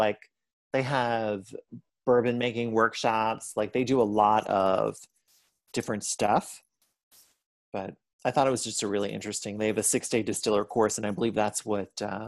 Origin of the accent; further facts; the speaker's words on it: Pittsburgh, Pennsylvania, United States; born there; although I do say that I'm from Ohio, because I claim Ohio as part of my historic roots, I was born in Pittsburgh.